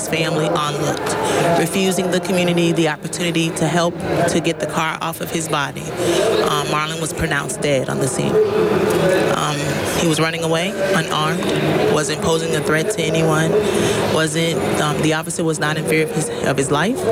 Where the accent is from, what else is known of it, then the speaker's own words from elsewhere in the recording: DeLand, Florida, United States; I'm from DeLand, Florida